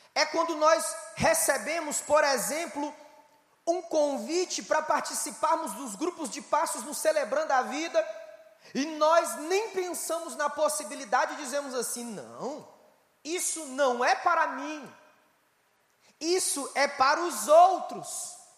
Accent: Ceará, Brazil; Eu sou do estado do Brasil, estado do Ceará, nordeste brasileiro

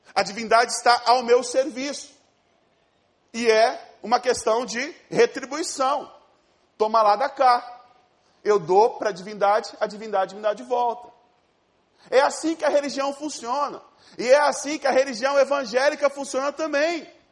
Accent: Ariquemes, Rondônia, Brazil; moved away; eu não sou do Rio de Janeiro, eu sou de Rondônia, de uma cidade chamada Ariquemes

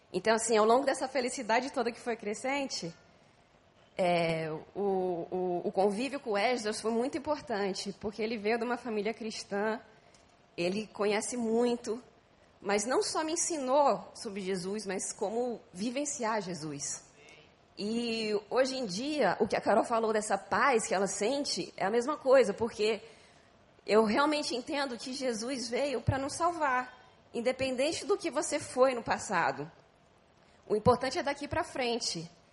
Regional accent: São Paulo, Brazil; moved away as an adult; now in Rio de Janeiro, Brazil; eu sou de São Paulo.

